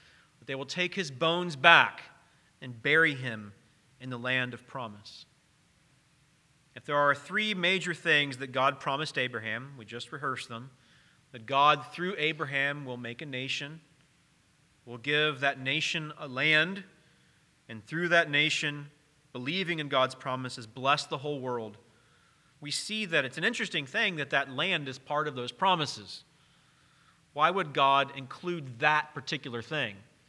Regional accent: Cincinnati, Ohio, United States; moved away; I wasn't born here. I was born in Cincinnati. That's where I'm from

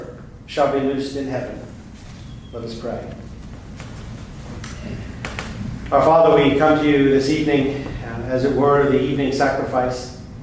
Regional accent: United States

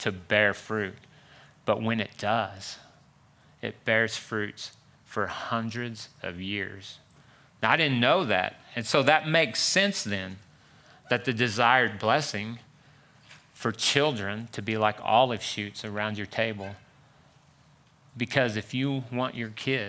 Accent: Pampa, Texas, United States; I'm from Pampa, Texas, where there's nothing but oil fields.

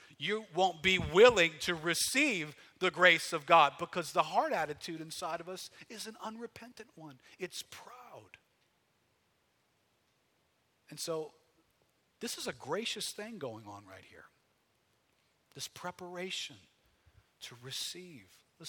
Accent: Metairie, Louisiana, United States; also born or lived in New Orleans; Okay, I'm some dude from Metairie. Call me …. I'm like everybody else from Metairie. I grew up somewhere in the New Orleans area.

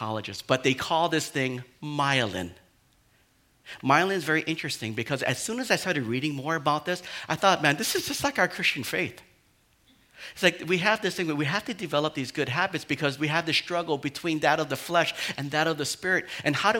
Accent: Hawaii, United States; I'm like a Hawaiian boy

